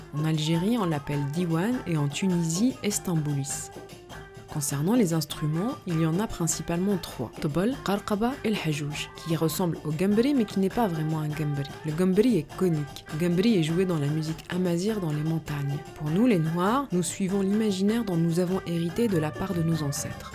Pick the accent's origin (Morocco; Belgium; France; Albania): Morocco; moved away; j'ai eu besoin de faire un voyage retour au Maroc, mon pays natal, 13 ans après en être parti